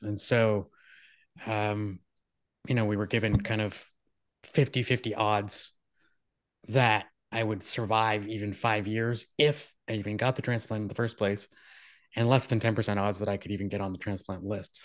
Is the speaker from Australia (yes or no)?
no; Moncton, New Brunswick, Canada; where I was born in Moncton, New Brunswick